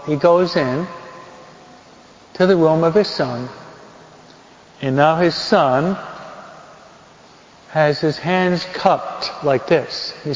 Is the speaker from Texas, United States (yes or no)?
no; New York, United States; I'm a New Yorker. My dad worked on Wall Street.